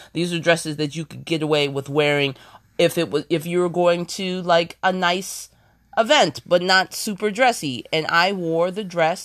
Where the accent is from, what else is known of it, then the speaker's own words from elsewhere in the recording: Ohio, United States; moved away; also born or lived in New York City; I'm originally from Ohio, but I did, I, I did live in New York for ten years